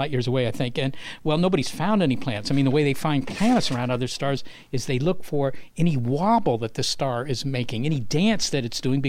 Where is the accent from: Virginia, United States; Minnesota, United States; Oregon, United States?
Virginia, United States; Well, it's mainly stuff from growing up in Virginia, plus some grad school and astronomy stuff.